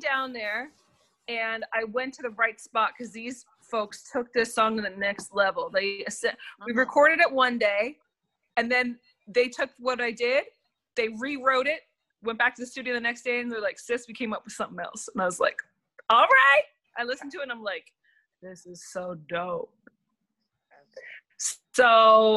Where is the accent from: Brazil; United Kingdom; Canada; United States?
Canada; Nova Scotia; I am from Nova Scotia, Canada